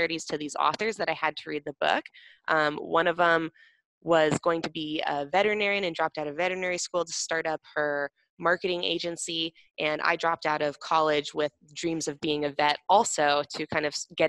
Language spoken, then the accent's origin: English; Seattle, Washington, United States; I grew up in Seattle